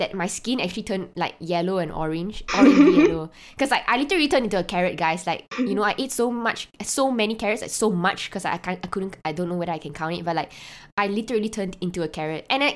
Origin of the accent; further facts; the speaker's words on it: Malaysia; being a Malaysian